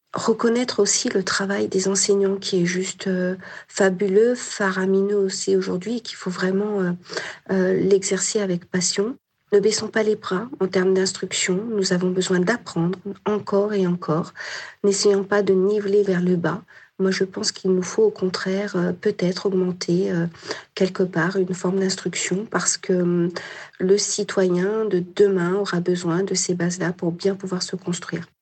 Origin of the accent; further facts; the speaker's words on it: Nord-Isère, Auvergne-Rhône-Alpes, France; Je suis noriséroise, j'ai grandi dans le Norisère